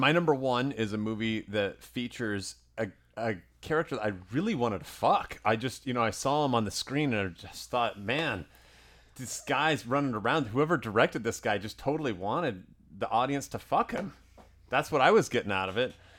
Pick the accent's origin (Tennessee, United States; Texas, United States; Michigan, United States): Tennessee, United States; the whole neighborhood growing up in Tennessee